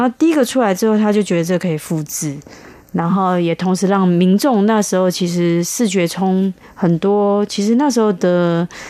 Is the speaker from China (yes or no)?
no; Taipei, Taiwan; 我本身是台北人， 而且是西门町人， 我一出生对面就是百货公司